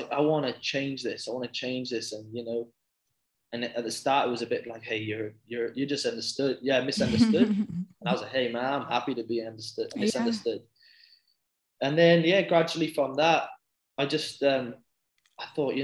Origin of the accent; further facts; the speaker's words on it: Bridgend, Wales, United Kingdom; moved away as an adult; now in Australia; So I'm originally from Wales. It's a little town in Wales called Bridgend in the UK.